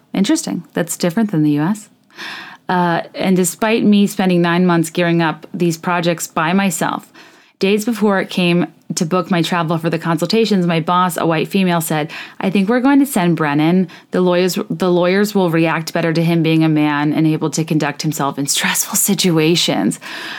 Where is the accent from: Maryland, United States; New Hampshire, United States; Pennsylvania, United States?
Maryland, United States; Annapolis; Another note, I grew up in Annapolis, Maryland, acutely acquainted with boats, yachts, and their value, generally treating sailing with reverence because it was all over my city.